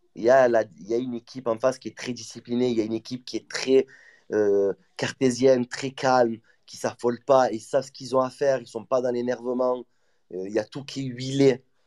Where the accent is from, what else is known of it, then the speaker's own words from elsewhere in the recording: Marseille, Provence-Alpes-Côte d'Azur, France; Je suis Marseillais 100% tamponné au, fer.